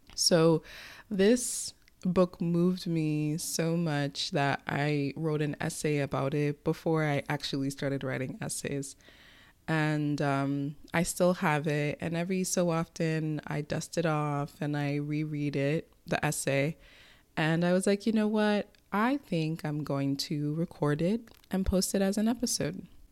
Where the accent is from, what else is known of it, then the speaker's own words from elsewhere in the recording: United States; as an American citizen writing this, especially with the country we live